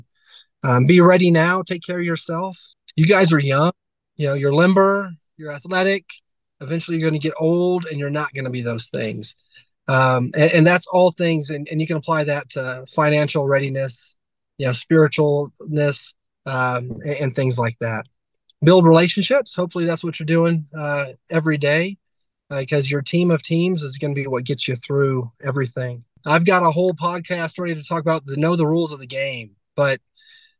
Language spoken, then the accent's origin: English; Georgia, United States; I'm from Georgia